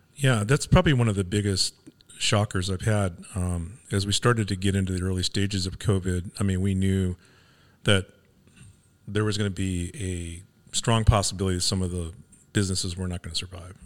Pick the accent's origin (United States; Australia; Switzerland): United States; Los Angeles, California; moved away as an adult; I grew up in Venice, California